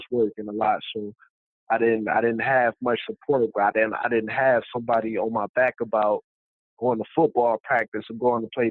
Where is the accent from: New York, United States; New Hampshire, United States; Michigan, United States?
Michigan, United States; growing up in Michigan